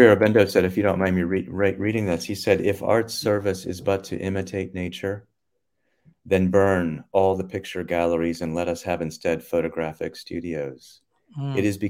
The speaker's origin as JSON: {"language": "English", "region": "North Carolina", "country": "United States", "tie": "born or raised there", "moved": "yes", "said": "I was growing up in North Carolina"}